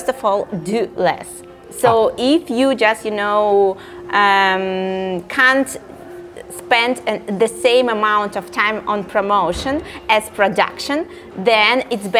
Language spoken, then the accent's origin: English; Saint Petersburg, Russia; I'm from Russia